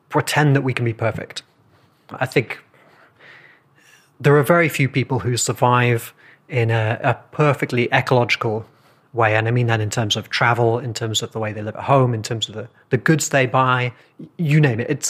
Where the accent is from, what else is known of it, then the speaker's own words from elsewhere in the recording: England, United Kingdom; I'm from England